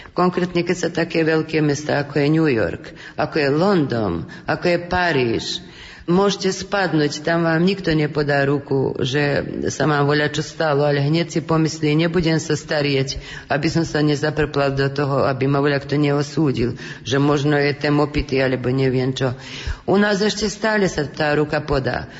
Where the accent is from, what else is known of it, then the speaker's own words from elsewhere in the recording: Kovačica, Vojvodina, Serbia; my sme Slováci v Srbsku, tak si obhajujeme všetko slovenské